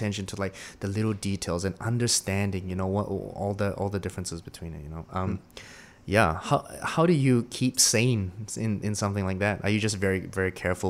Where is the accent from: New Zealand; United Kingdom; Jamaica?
New Zealand; now in Singapore; one of the things that shocked me when I came from New Zealand to Singapore was people say, oh, I need to go shit.